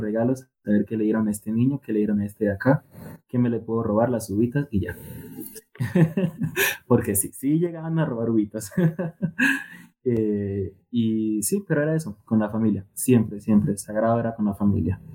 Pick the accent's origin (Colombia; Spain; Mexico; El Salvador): Colombia; Tumaco, Nariño; yo soy de Tomaco Mariño, mm, pues es una región costera